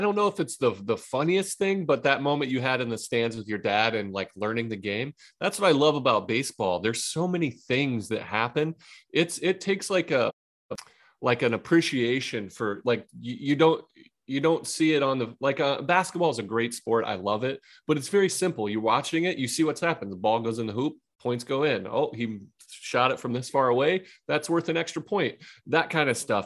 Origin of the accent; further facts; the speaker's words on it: Ohio, United States; I'm from Ohio